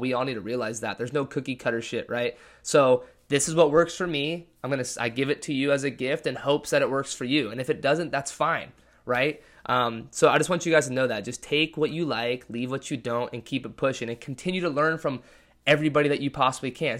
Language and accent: English; Lake Forest, California, United States; moved away as an adult; also born or lived in Washington State University, Washington; I was born and raised in Orange County, California